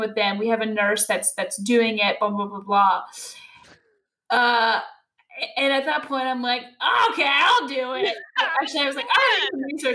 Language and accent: English; Louisville, Kentucky, United States; I'm from Louisville